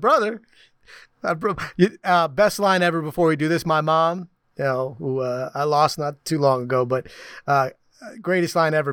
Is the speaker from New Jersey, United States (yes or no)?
yes; New Jersey, United States; moved away; I'm from Jersey.